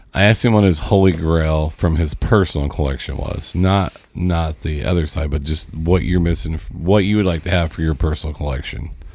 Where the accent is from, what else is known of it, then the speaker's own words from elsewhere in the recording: Seymour, Indiana, United States; we're from Seymour, me and Josh